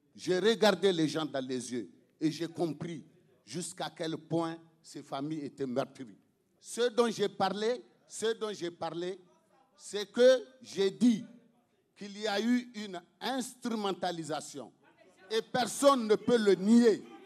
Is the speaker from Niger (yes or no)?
yes; Niger; il est question de notre pays. Il est question du Niger